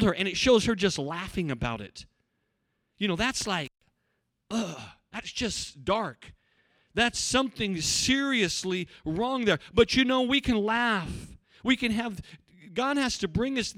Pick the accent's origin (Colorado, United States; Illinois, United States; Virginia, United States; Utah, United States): Colorado, United States; Cortez; also born or lived in Africa; When I was in the church I grew up in, we had, you have to understand, in Cortez, there's not many African Americans